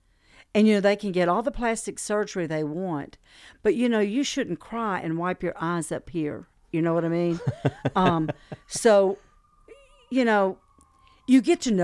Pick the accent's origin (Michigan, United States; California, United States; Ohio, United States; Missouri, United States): California, United States; also born or lived in Midway Island; now in Chattanooga, United States; I was born on Midway Island, formative years in California. My dad was in the Navy 23 years.